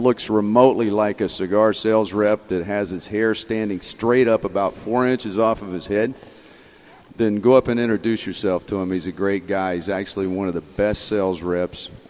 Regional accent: Lake Norman, North Carolina, United States; moved away; I'm from North Carolina, a place called Lake Norman

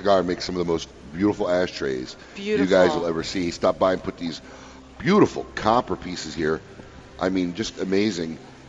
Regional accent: Chicago, Illinois, United States; My hometown does it again.

